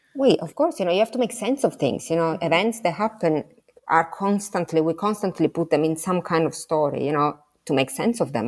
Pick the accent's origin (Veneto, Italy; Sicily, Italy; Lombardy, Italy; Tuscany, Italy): Sicily, Italy; English is a second language; moved away; I'm from Sicily, so I'm next door to Calabria